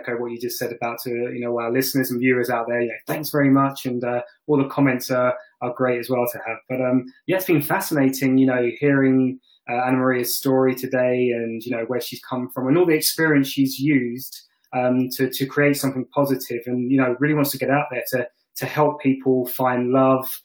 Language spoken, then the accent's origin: English; London, United Kingdom; I'm from London, England.